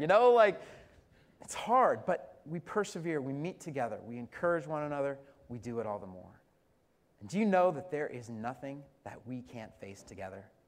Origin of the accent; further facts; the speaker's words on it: Colorado, United States; I'm from Colorado